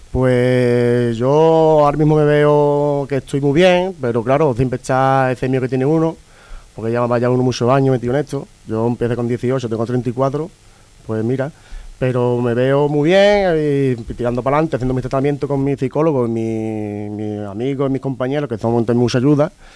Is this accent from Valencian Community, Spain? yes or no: no; Seville, Andalusia, Spain; vengo de Sevilla